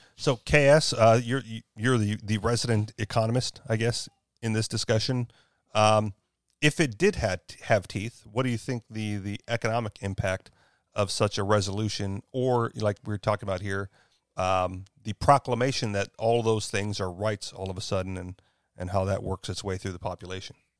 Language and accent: English; Hawaii, United States; moved away; I am from Hawaii, even though I chose to move.